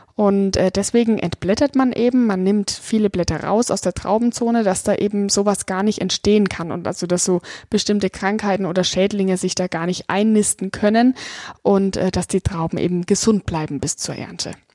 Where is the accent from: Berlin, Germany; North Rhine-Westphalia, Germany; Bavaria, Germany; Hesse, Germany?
Bavaria, Germany; Franconia; Ich komme aus dem Weinanbaugebiet Franken, lebe hier in der historischen Weinstadt Dettelbach